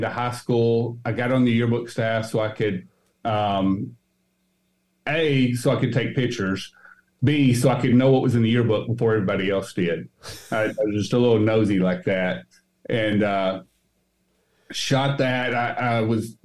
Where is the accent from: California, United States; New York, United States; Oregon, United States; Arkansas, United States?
Arkansas, United States; moved away as an adult; also born or lived in Little Rock, Arkansas / Searcy, Arkansas / Jonesboro, Arkansas; now in Knoxville, United States; I grew up in Little Rock, the central area. I moved to South Arkansas and went there